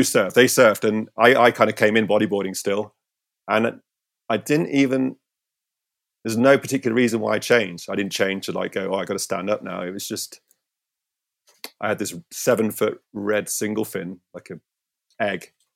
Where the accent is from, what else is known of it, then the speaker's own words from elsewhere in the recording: St Ives, South West England, United Kingdom; my hometown. I grew up here in Saint Ives